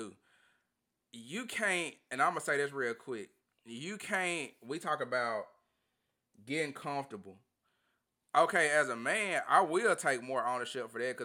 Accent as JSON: {"language": "English", "town": "Tupelo", "region": "Mississippi", "country": "United States", "tie": "born or raised there", "said": "my hometown, Tupelo."}